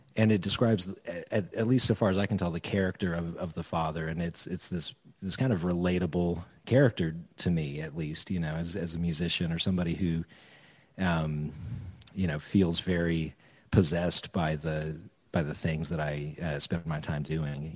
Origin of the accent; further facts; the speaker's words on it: Edmond, Oklahoma, United States; also born or lived in Norman, Oklahoma; I went to high school in Edmond